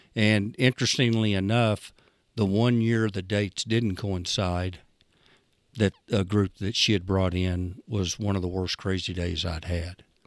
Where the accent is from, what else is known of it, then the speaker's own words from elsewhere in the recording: Idabel, Oklahoma, United States; I'm from Idabel.